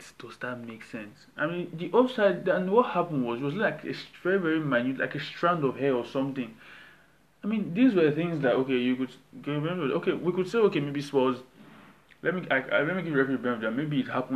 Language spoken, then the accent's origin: English; Nigeria; I'm Nigerian